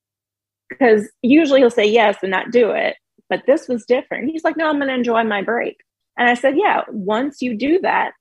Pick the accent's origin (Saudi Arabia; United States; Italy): United States; the South; We're from the South.